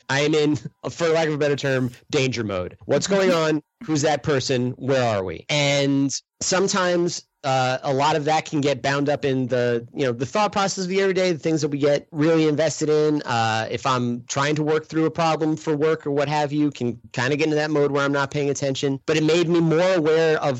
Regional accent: New York, United States; moved away as an adult; now in Midwest, United States; I grew up back east. I grew up in New York. I went to school in upstate New York

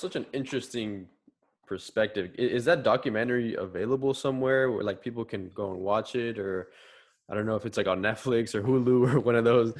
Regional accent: Miami, Florida, United States; also born or lived in São Paulo, Brazil (family); I'm from Brazil. My family's from Brazil. I was born here in Miami, but almost all of my family is from São Paulo, more specifically.

